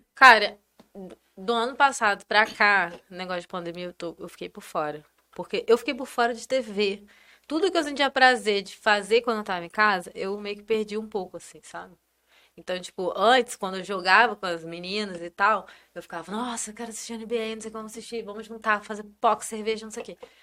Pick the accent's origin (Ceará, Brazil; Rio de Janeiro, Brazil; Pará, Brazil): Rio de Janeiro, Brazil; Campos dos Goytacazes; now in São Paulo, Brazil; eu sou de uma cidade do interior do Rio